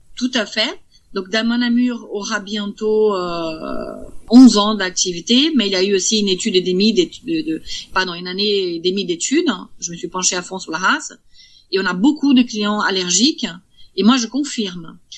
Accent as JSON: {"language": "French", "country": "Brazil", "moved": "yes", "lives_now": "Vierzon, France", "said": "Je suis brésilienne."}